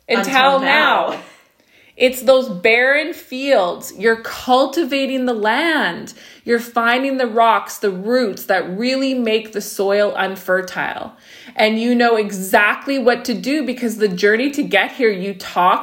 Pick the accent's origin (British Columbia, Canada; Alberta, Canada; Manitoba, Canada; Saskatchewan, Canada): Saskatchewan, Canada; me and Becca, for example, we grew up in Saskatchewan